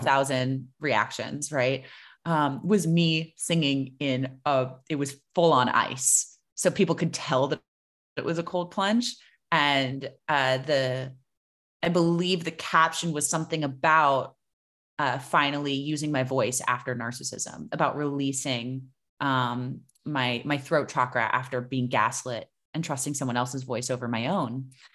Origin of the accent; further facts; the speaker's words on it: South Florida, United States; I grew up in South Florida